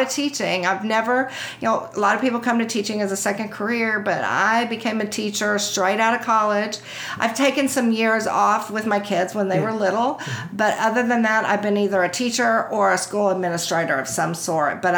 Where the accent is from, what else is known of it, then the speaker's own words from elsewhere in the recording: Houston, Texas, United States; I grew up in Houston.